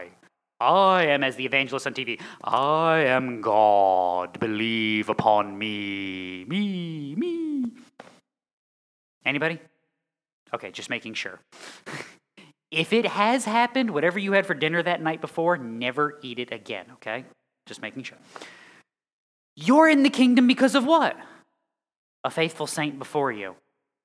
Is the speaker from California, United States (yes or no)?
no; Connecticut, United States; moved away; I'm from Connecticut.